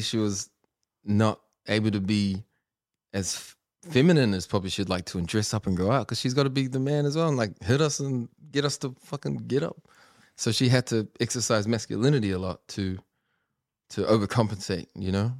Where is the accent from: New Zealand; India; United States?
New Zealand; Auckland; beach haven where I grew up